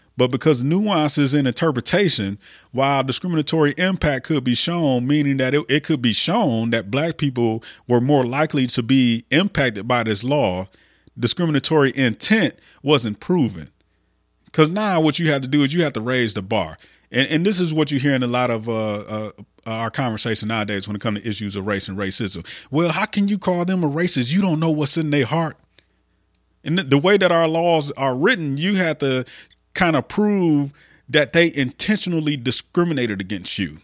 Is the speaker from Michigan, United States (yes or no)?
yes; Flint, Michigan, United States; the poisoning of my hometown